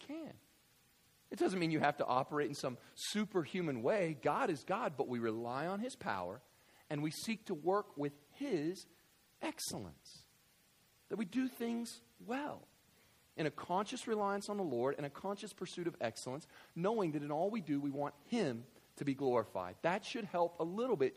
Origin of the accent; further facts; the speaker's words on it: West Kentucky, United States; I grew up in West Kentucky